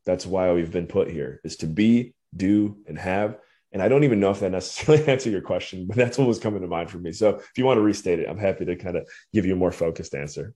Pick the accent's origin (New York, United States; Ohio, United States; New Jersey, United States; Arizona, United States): Ohio, United States; Cleveland; moved away as an adult; also born or lived in Western Pennsylvania / Belize / Washington, D.C.; born and raised in Cleveland, Ohio, or Northeast Ohio area